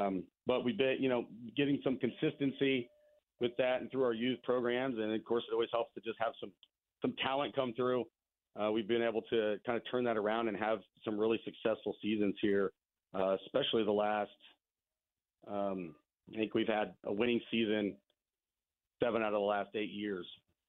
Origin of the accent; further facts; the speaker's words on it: Pretty Prairie, Kansas, United States; I moved around a little bit when I was young and then grew up in Pretty Prairie.